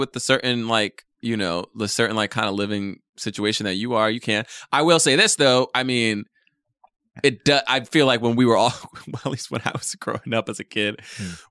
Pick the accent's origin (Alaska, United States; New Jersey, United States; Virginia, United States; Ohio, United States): New Jersey, United States; I'm from Jersey